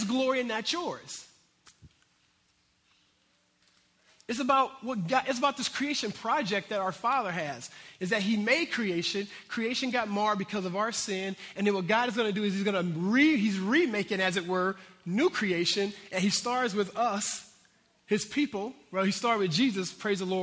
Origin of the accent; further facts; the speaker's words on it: United States; I'm American here